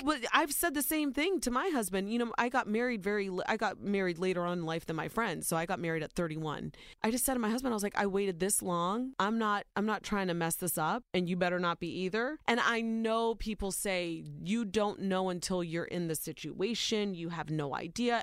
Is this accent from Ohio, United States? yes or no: yes; Ohio, United States; born or raised there